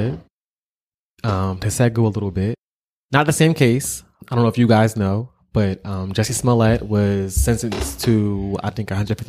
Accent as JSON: {"language": "English", "town": "Philadelphia", "region": "Pennsylvania", "country": "United States", "said": "I'm from Philly."}